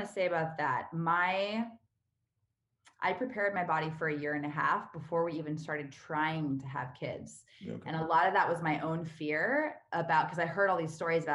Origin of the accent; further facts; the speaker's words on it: California, United States; moved away as an adult; also born or lived in New York / Vancouver / Los Angeles / Spain; now in Austin, United States; I was born and raised in California.